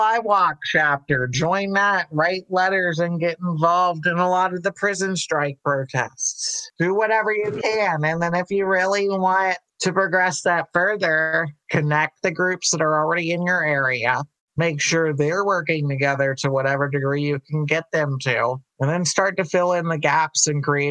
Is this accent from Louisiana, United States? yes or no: yes; Louisiana, United States; I come from Louisiana